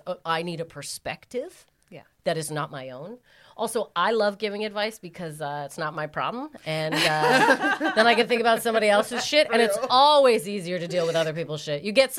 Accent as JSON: {"language": "English", "town": "Calgary", "region": "Alberta", "country": "Canada", "said": "I'm from Calgary, Alberta, Canada."}